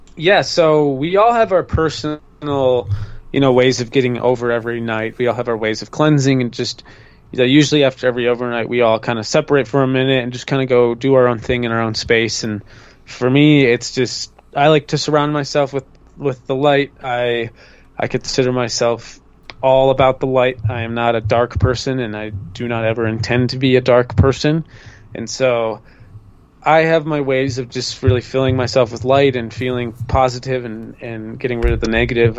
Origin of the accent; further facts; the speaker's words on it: Minnesota, United States; I grew up in Minnesota.